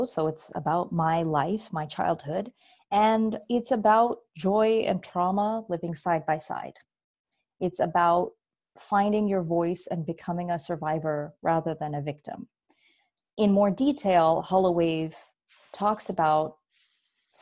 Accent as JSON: {"language": "English", "town": "San Diego", "region": "California", "country": "United States", "tie": "born or raised there", "also_born_or_lived": "Bay Area, California / Chicago, Illinois", "moved": "as an adult", "said": "I grew up in San Diego, and I went to college up in the Bay Area"}